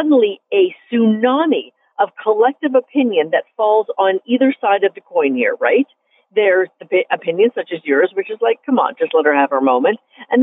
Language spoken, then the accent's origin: English; Canada; I'm a Canadian